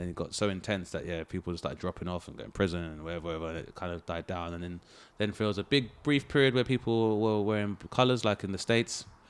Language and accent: English; London, United Kingdom; my spot was, uh, Lewisham, Southeast London.